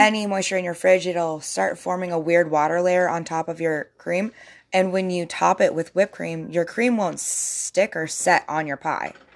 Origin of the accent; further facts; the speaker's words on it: Alaska, United States; growing up in Alaska